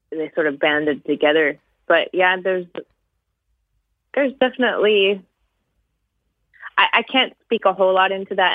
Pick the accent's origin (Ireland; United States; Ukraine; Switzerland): Switzerland; born there; also born or lived in Cameroon / Kenya / South Africa / Romania; I was born in Switzerland.